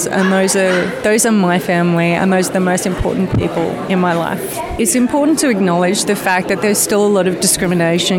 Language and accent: English; Melbourne, Victoria, Australia; now in Brunswick East, Australia; I'm from Brunswick East, but originally from Moonee Valley